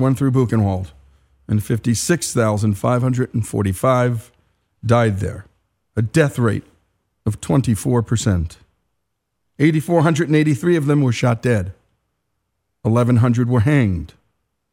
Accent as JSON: {"language": "English", "region": "New Jersey", "country": "United States", "said": "this Jersey boy"}